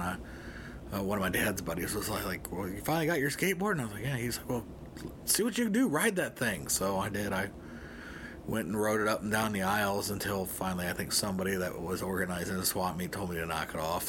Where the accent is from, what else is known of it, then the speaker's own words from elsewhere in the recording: Arcadia, Ohio, United States; where I grew up in Northwest Ohio is in a town called Arcadia.